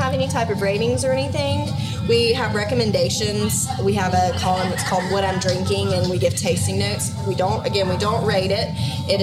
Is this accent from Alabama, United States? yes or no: no; Mississippi, United States; I grew up hunting dove, duck, and deer. And I grew up in Mississippi.